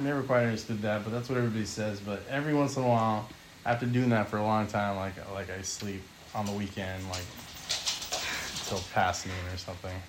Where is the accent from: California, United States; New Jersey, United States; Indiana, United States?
California, United States; I grew up in California all my life